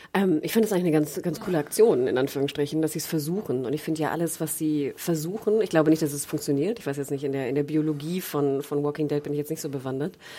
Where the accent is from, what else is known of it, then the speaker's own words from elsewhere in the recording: the North, Northern Germany, Germany; ich komme irgendwie aus dem Norden